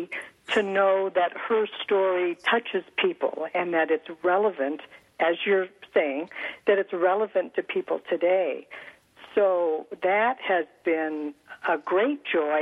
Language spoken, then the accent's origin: English; California, United States; my parents moved to California, and so I grew up in California